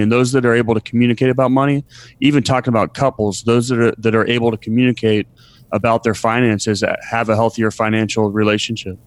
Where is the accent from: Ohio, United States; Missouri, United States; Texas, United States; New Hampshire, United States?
Ohio, United States; Columbus; moved away; I was born in Columbus, Ohio